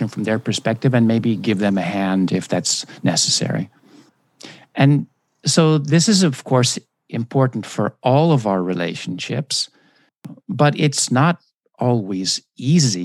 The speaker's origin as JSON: {"language": "English", "country": "United States", "also_born_or_lived": "Japan", "moved": "as an adult", "said": "as an American"}